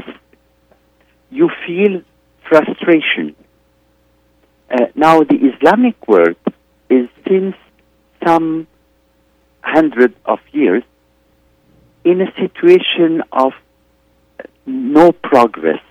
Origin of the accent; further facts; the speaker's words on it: Egypt; now in Beirut, Lebanon; I am in Beirut, Lebanon. I'm originally from Egypt